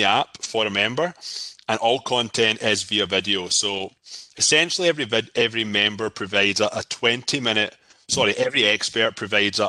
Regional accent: Scotland, United Kingdom; moved away as an adult; now in Toronto, Canada; I'm from Scotland. I live in Toronto, Canada. I moved here 14 years ago

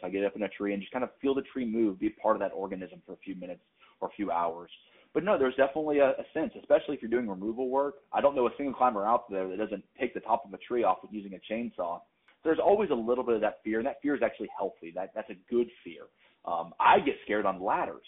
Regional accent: North Carolina, United States; moved away as an adult; now in New England, United States; I'm actually from North Carolina, relocated to New England a few years back

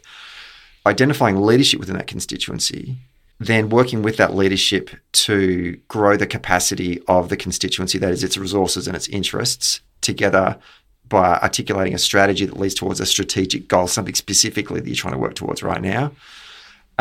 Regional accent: Australia; we're from Australia

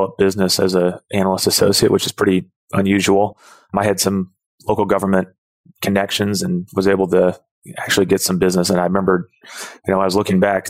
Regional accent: Indianapolis, Indiana, United States; I'm from Indianapolis

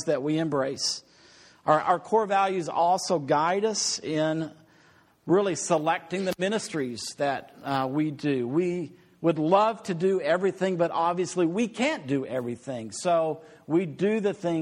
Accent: Amarillo, Texas, United States; So I lived in Amarillo. I grew up in Amarillo.

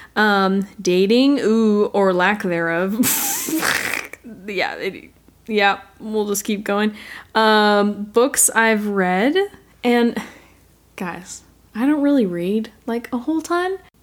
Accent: United States; I am American

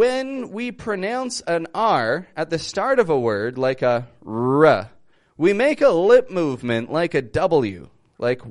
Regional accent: Toronto, Ontario, Canada; moved away as an adult; now in Mexico; I'm from Toronto. I live in Mexico at the moment

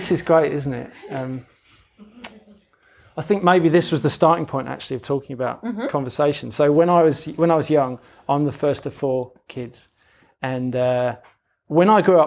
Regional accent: London, United Kingdom; moved away; I grew up in London, which is why I've got a funny accent.

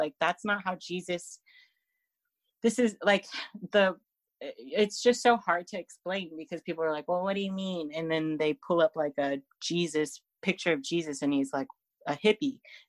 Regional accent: California, United States; now in Fresno, United States; So I live in this town where everything is so far right and so conservative. And I come from the Bay Area, when I moved here to Fresno in 2017, I was very liberal, progressive

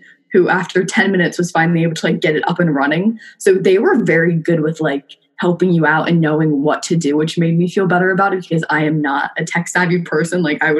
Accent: Philadelphia, Pennsylvania, United States; I'm originally from the Philadelphia area, which is nice.

